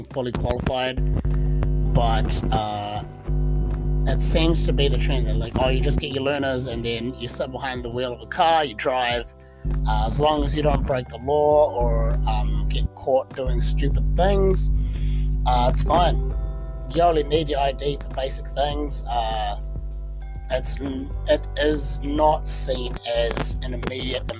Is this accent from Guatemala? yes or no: no; New Zealand; my home country of New Zealand